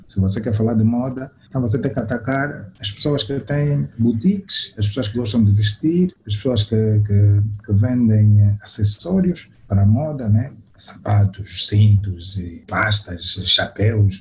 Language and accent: Portuguese; Cabinda, Angola; now in Luanda, Angola; nós saímos, saímos de Cabinda